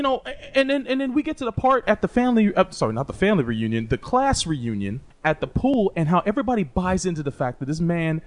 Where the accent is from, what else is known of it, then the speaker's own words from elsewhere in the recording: United States; as an American